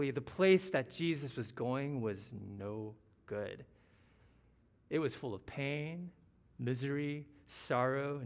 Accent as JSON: {"language": "English", "region": "Ohio", "country": "United States", "tie": "born or raised there", "said": "I was born in Ohio to the son of Taiwanese immigrants, a middle-class family. That's where I'm from"}